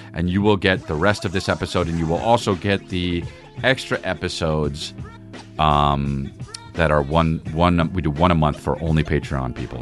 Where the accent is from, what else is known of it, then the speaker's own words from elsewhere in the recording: La Cañada Flintridge, California, United States; I came from La Cunada